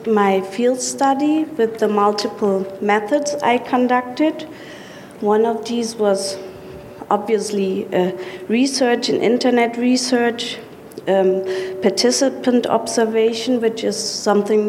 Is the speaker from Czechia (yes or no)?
no; Frankfurt, Hesse, Germany; from Germany